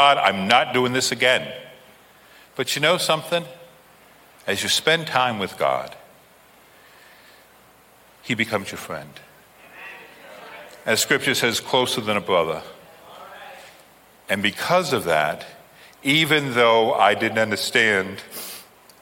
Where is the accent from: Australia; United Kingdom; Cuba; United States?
United Kingdom; England; I'm an Englishman